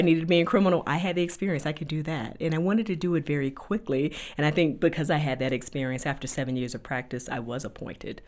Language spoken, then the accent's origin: English; Riviera Beach, Florida, United States; moved away as an adult; also born or lived in North Carolina; now in Denver, United States; I grew up in Riviera Beach, Florida, which is a very beautiful place to be from